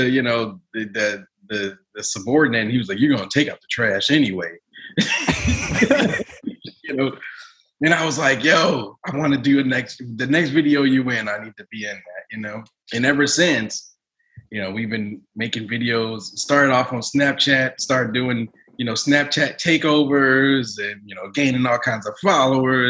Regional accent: Chicago, Illinois, United States; moved away as an adult; From Chicago

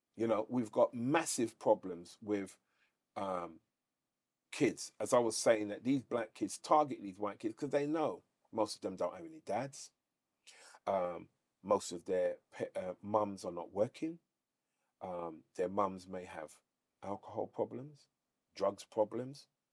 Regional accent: London, United Kingdom; we're from London.

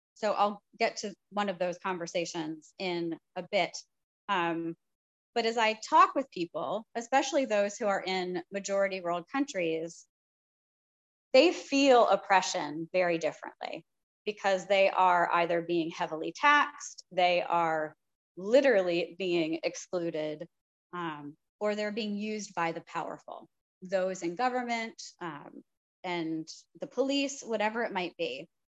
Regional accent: United States; part of our work as American Christians

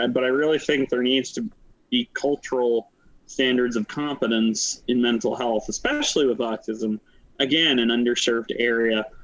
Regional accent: Pennsylvania, United States; moved away; I come from Pennsylvania, moved to Wisconsin.

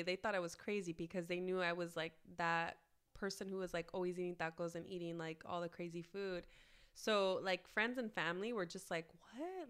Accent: Los Angeles, California, United States; I grew up in Southeast L A, which is a suburb just southeast, literally, of downtown

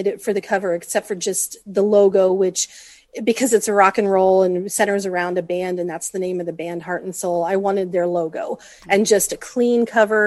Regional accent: Colorado, United States; moved away as an adult; also born or lived in California; now in Henderson, United States; I'm from Colorado, and I lived there for almost all of my life

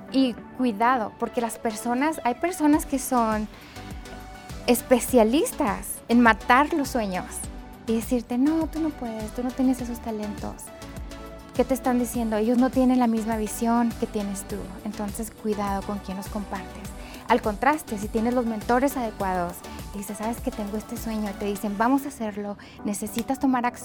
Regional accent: Mexico; Le dije, yo soy de México, yo hablo español, puedo traducir con mucho gusto.

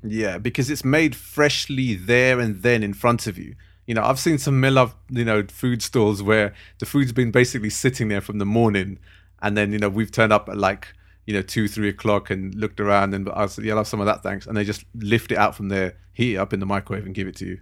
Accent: London, United Kingdom; also born or lived in Harrow; I was, uh, born and raised in Southall.

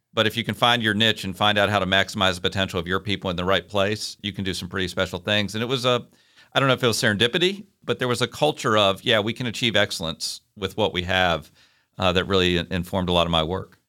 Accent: Hopewell, Virginia, United States; moved away as an adult; also born or lived in Idaho / Kentucky; now in Chattanooga, United States; I grew up a little bit south of Richmond, Virginia, a little town called Hopewell

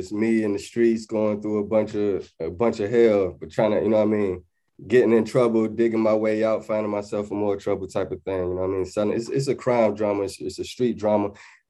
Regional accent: Portsmouth, Virginia, United States; also born or lived in Atlanta, Georgia / California; now in London, United Kingdom; But yeah, I was raised in Portsmouth, Virginia. Then I went to Atlanta for a little while, and then I went back to Virginia. Then I came to California, and then I came to London.

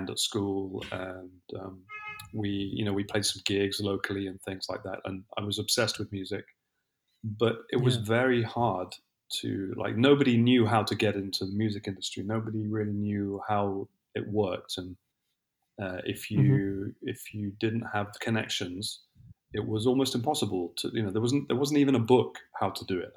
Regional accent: London, United Kingdom; moved away as an adult; also born or lived in Italy / Brazil; now in Lisbon, Portugal; I'm originally from England. I spent most of my life living in London.

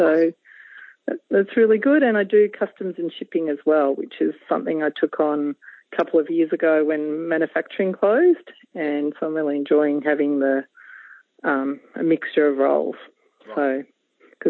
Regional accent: Melbourne, Victoria, Australia; I grew up in the eastern suburbs of Melbourne, out at Ringwood

